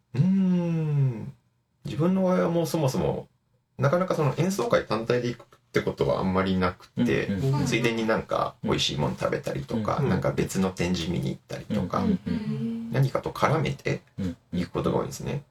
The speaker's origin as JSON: {"language": "Japanese", "region": "Kansai", "country": "Japan", "said": "自分は関西なんですけれども、"}